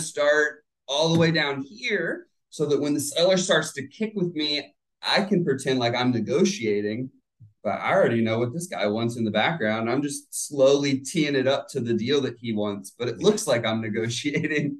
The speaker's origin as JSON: {"language": "English", "town": "Plant City", "region": "Florida", "country": "United States", "tie": "born or raised there", "also_born_or_lived": "St. Petersburg, Florida", "said": "born and raised in Plant City"}